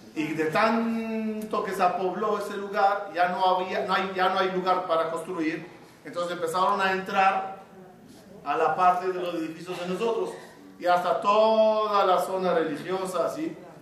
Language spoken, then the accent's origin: Spanish; Ashdod, Southern District, Israel; Yo cuando nací en Ashdod, mi, mi casa, el edificio, era el último en Ashdod